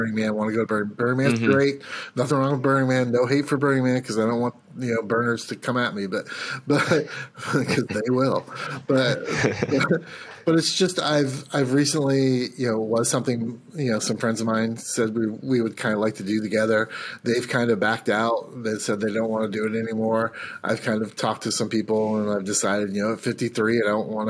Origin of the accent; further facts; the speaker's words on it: United States; as an American